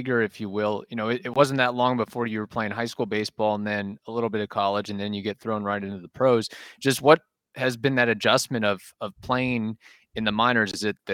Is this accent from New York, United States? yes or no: no; Indiana, United States; moved away; I'm originally from Indiana